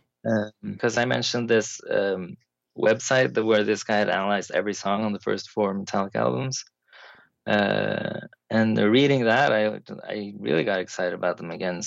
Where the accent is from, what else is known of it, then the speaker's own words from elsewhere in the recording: Trondheim, Trøndelag, Norway; Trondheim, which is my hometown where I've lived my entire life